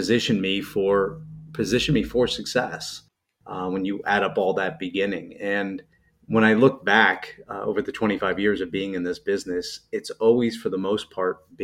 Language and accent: English; New Jersey, United States; also born or lived in Pennsylvania; I'm a Jersey guy. I grew up in North Jersey, outside of New York City